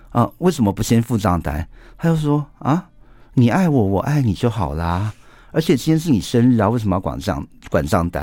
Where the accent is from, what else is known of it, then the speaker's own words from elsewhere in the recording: Taiwan; 我们台湾人